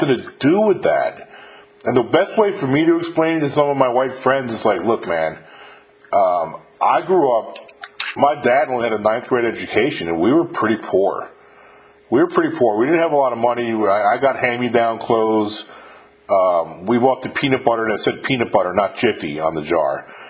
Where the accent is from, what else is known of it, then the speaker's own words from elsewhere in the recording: Westchester County, New York, United States; I grew up in Westchester County, New York